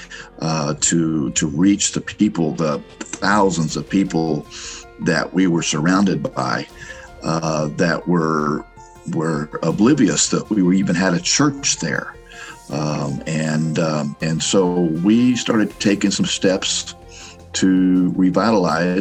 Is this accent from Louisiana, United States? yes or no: no; Miami, Florida, United States; moved away as an adult; also born or lived in Romania; now in Orlando, United States; I was born in Miami